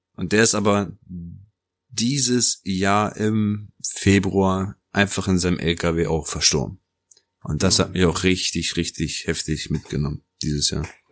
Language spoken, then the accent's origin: German; Germany; also born or lived in Naples, Italy; Bin in Neapel geboren, bin bis zu meinem dritten Lebensjahr dort aufgewachsen. Und mit knapp dreieinhalb Jahren bin ich dann ähm, nach Deutschland gekommen